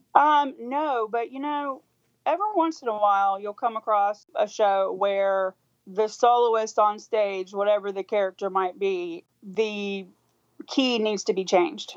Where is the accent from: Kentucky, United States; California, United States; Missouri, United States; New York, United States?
Kentucky, United States; Louisville; I grew up in in Louisville, Kentucky